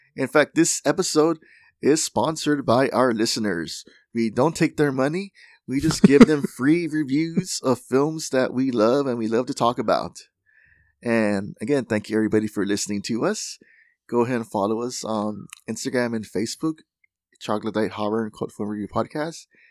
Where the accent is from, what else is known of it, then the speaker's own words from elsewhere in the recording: Laredo, Texas, United States; in Laredo, Texas, um, my hometown